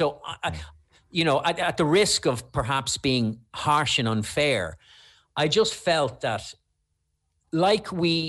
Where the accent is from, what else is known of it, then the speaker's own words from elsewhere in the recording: Ireland; we're Irish.